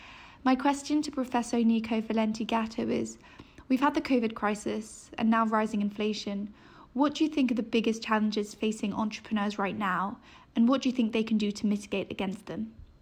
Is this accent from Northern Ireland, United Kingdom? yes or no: no; London, United Kingdom; I was a participant in the FT Talent Challenge in 2019. I'm originally from London, but I'm also half French and half Australian.